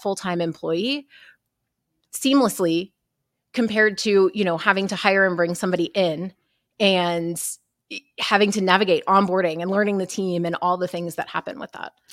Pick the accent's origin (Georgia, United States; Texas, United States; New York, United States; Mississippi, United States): Texas, United States; I'm from Texas